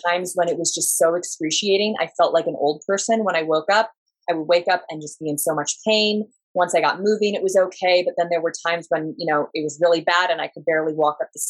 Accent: Southern Oregon, United States; moved away; Well, I'm originally from Southern Oregon and I grew up there.

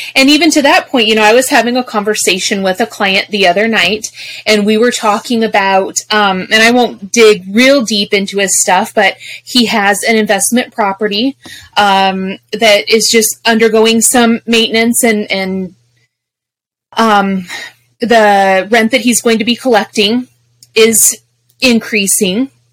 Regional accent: Colorado, United States; moved away; also born or lived in Arizona; I'm from Colorado

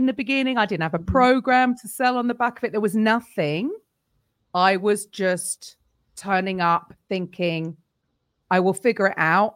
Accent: London, United Kingdom; also born or lived in Naples, Italy; from London and I teach Step

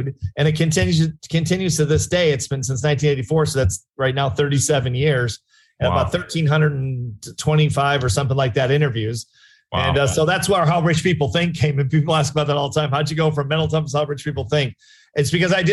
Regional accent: Chicago, Illinois, United States; I was from Chicago, suburb in Chicago, kind of a middle-class suburb.

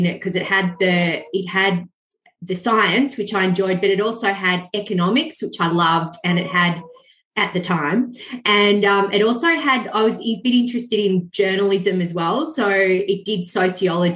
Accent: Benalla, Victoria, Australia; I grew up in Benalla in northeast Victoria

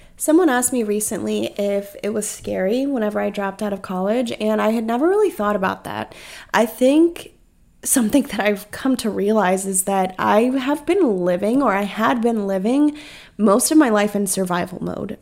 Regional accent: North Carolina, United States; moved away as an adult; now in South Carolina, United States; It was almost heartbreaking to me being in my hometown

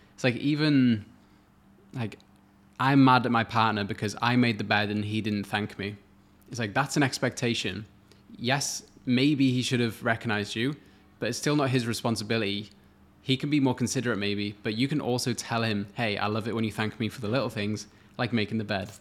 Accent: Wales, United Kingdom; moved away as an adult; now in Australia; I'm from Wales originally, which is in the U K

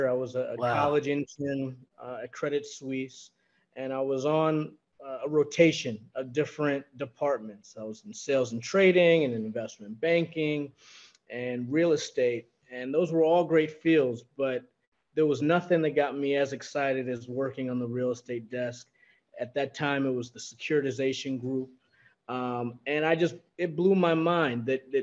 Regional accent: New York, United States; as a New Yorker, born and raised

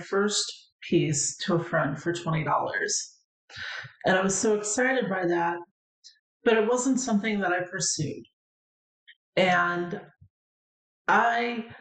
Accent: St. Louis, Missouri, United States; when I was a child growing up in St. Louis, Missouri

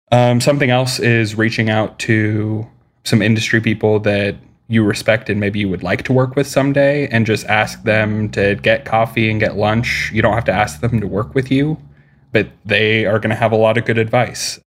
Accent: Midwest, United States; I'm from the Midwest

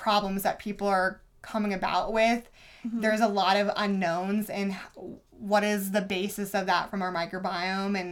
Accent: Indiana, United States; I grew up in Indiana.

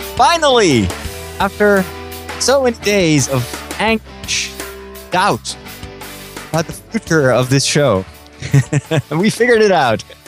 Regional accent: Netherlands; I'm from Holland.

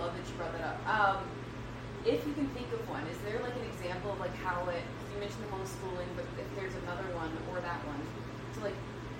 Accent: Deep South, United States; I grew up not understanding emotions at all because I grew up in the Deep South.

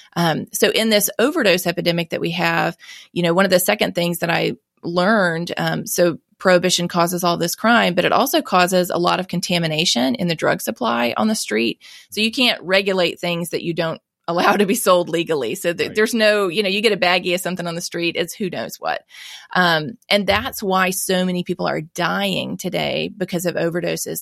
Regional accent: Mississippi, United States; I was born and raised here in Mississippi

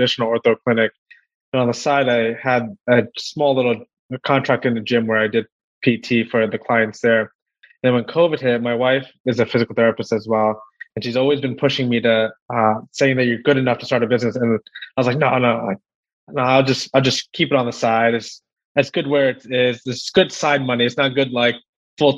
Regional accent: White Plains, New York, United States; I'm from White Plains, New York, all the way up in the freezing cold, close to New York City border

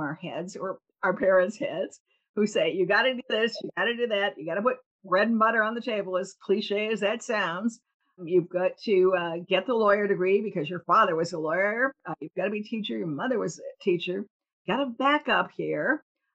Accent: Cleveland, Ohio, United States; I was a little girl growing up in Cleveland.

